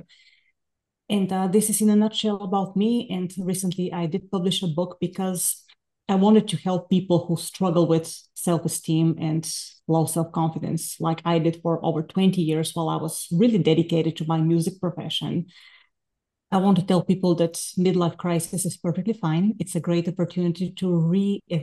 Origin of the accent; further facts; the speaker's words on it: Bulgaria; moved away as an adult; now in United States; I'm from Bulgaria originally. I came to the States in 2000 to earn my master's and doctoral degrees in violin